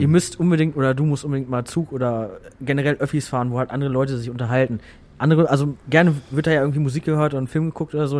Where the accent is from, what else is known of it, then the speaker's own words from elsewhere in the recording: Hamm, North Rhine-Westphalia, Germany; moved away; also born or lived in Hannover; die wohnen immer noch in Hamm. Äh, auch in einem Haus, wo ich groß geworden bin.